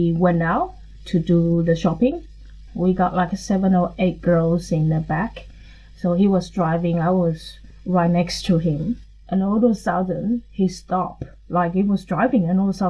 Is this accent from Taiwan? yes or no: yes; Taiwan; moved away as an adult; now in Australia; I'm speaking like from Taiwan experiences